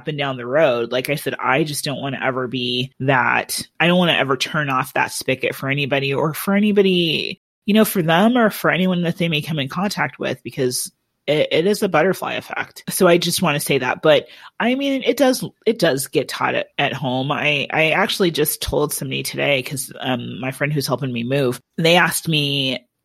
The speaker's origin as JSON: {"language": "English", "region": "Iowa", "country": "United States", "tie": "born or raised there", "moved": "yes", "said": "we're from Iowa."}